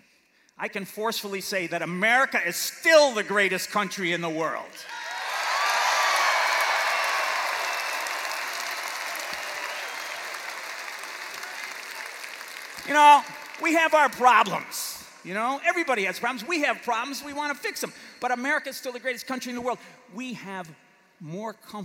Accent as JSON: {"language": "English", "region": "New York", "country": "United States", "tie": "born or raised there", "also_born_or_lived": "Massachusetts / Wisconsin", "moved": "yes", "lives_now": "Illinois, United States", "said": "I was born in the Empire State, New York, the Hard Hats. And I went to school in a place called the Bay State, Massachusetts."}